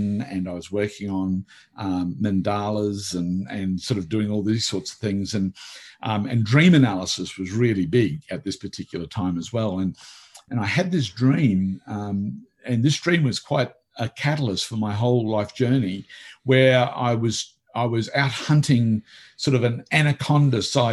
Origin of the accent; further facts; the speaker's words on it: Australia; also born or lived in Italy; I came back to Australia